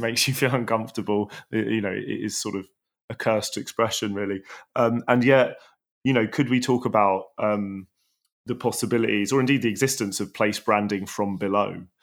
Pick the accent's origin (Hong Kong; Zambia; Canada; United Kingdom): United Kingdom; London; where I grew up in Tooting